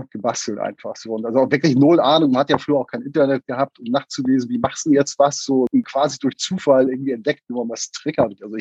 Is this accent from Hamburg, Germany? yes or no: yes; Hamburg, Germany; Ja, ich bin gebürtiger Hamburger, wobei äh, also im Süden Hamburgs aufgewachsen oder auch geboren worden, Hamburg-Wilhelmsburg.